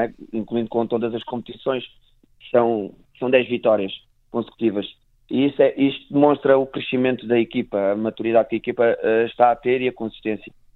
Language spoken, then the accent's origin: Portuguese; Portugal; enquanto portugueses